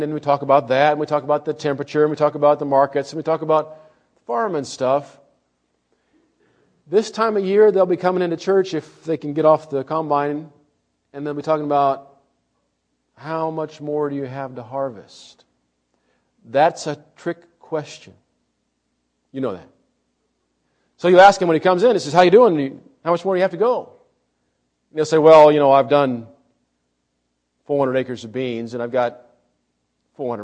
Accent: Illinois, United States; The church that I grew up in Illinois, when I was a young man in church, was mostly farmers.

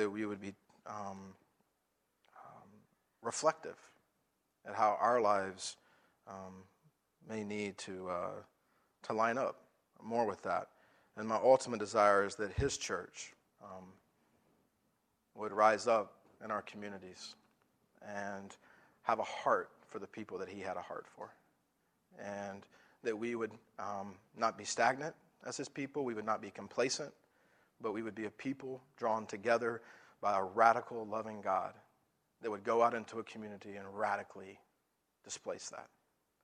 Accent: the South, United States; I'm from the South

